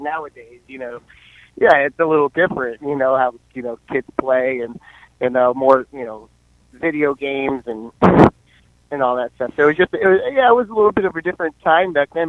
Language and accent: English; Fredericksburg, Virginia, United States; moved away as an adult; now in Cape Coral, United States; originally I'm from Central Virginia. I am from Fredericksburg, Spotsylvania area